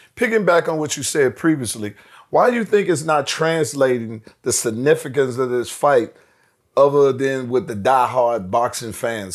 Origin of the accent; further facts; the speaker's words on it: Washington, District of Columbia, United States; I'm from Washington D.C.